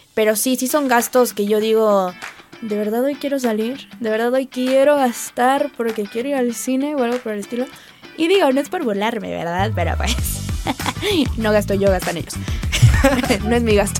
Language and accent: Spanish; Acapulco, Guerrero, Mexico; now in Puebla, Mexico; yo soy foránea, soy de Acapulco